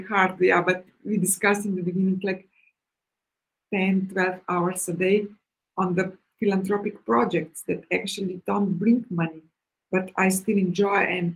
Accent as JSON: {"language": "English", "country": "Slovenia", "tie": "born or raised there", "moved": "as an adult", "lives_now": "Cyprus", "said": "I really love Slovenia a lot. It's still my homeland, you know. I was born there"}